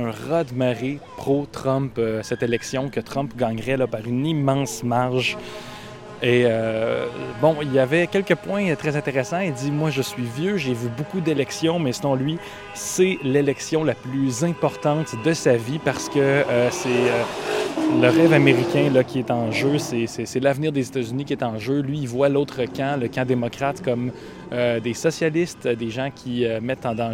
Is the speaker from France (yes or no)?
no; Canada; We're from Canada.